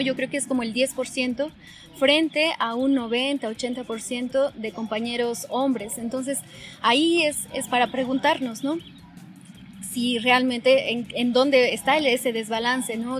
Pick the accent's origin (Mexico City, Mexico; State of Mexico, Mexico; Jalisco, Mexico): State of Mexico, Mexico; Toluca; yo nací en el Estado de México, en Toluca